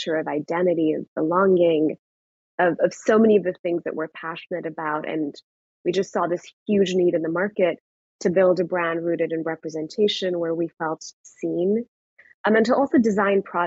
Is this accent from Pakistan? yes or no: yes; Pakistan; moved away as an adult; now in United States; I grew up in Pakistan. I was there till I was 18. I moved to the US when I was 18